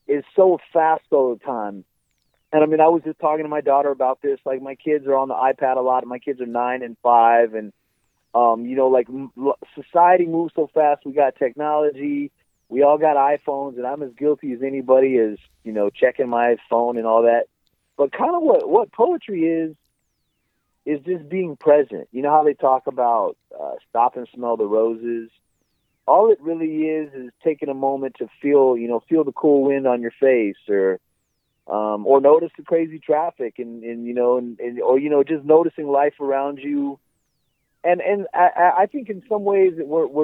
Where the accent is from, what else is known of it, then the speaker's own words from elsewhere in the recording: Cerritos, California, United States; growing up in Cerritos